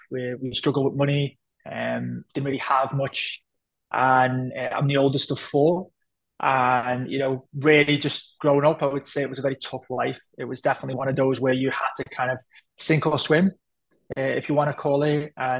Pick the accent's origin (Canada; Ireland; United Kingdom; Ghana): United Kingdom; Liverpool, North West England; So I grew up in a very, I would say isolated neighborhood where we were. My dad is Pakistani, my mom was British, my mom was from Liverpool.